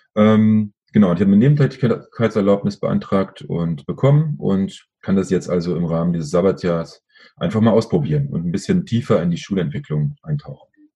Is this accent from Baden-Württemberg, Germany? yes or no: no; Berlin, Germany; aufgewachsen bin ich in Schöneberg, also der Nachbarbezirk.